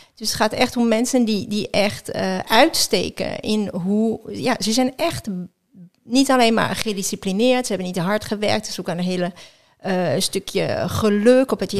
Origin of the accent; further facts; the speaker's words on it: just outside Geneva, Auvergne-Rhône-Alpes, France; Dutch is a second language; now in Netherlands; ik ben in Frankrijk geboren. Eh, net buiten Genève